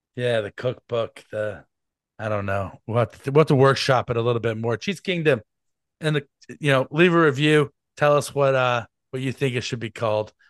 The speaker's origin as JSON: {"language": "English", "town": "Kansas City", "region": "Missouri", "country": "United States", "tie": "born or raised there", "said": "I was born in Kansas City"}